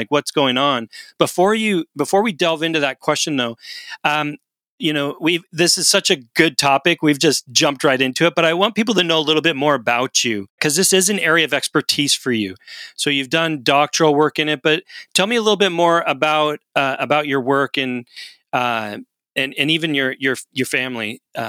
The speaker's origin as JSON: {"language": "English", "town": "Portland", "region": "Oregon", "country": "United States", "tie": "born or raised there", "also_born_or_lived": "California", "moved": "as an adult", "lives_now": "Canada", "said": "I'm actually American. I was born in California, grew up in Portland, Oregon, and then I came to Canada to go to school."}